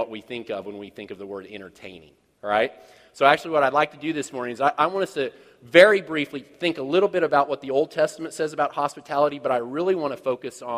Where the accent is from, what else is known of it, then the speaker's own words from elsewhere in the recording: Kansas City, United States; I'm from Kansas City.